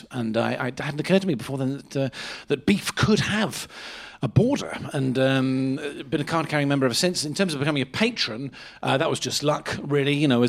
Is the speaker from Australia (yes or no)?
no; Lyme Regis, South West England, United Kingdom; I was just running a little beef stall in my hometown of Lyme Regis in Dorset, a little summer beach beef stall.